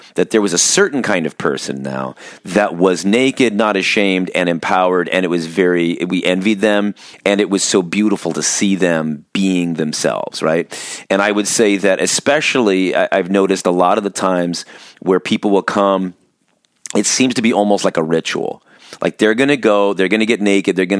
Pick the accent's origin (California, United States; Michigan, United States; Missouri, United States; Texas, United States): California, United States; Orange County; now in Pacific Northwest, United States; growing up in Orange County, California